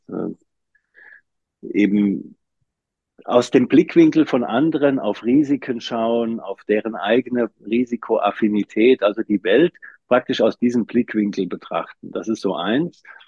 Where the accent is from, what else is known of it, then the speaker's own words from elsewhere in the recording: Wiesbaden, Hesse, Germany; also born or lived in Frankfurt am Main / Schönfeld near Dresden / Leipzig / Darmstadt; ich bin in Frankfurt Frankfurt am Main geboren, da die äh, erste Klasse noch mitgenommen. Dann sind wir zwischen Frankfurt und Wiesbaden gezogen